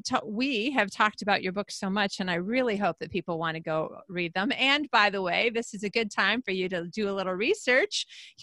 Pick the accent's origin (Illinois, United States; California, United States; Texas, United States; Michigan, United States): Michigan, United States; Traverse City; moved away; That would be like me coming back to my hometown in the Traverse City, Michigan area